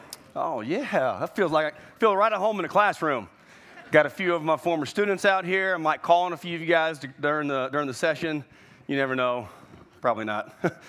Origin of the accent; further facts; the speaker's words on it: Florida, United States; You know, I was raised in Florida. I was raised in the culture of religion.